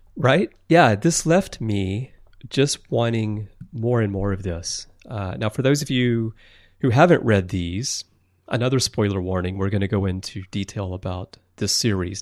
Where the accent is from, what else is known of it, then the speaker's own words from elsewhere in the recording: Alabama, United States; moved away as an adult; now in Tokyo, Japan; I'm originally from Alabama and I wandered very far astray here to Tokyo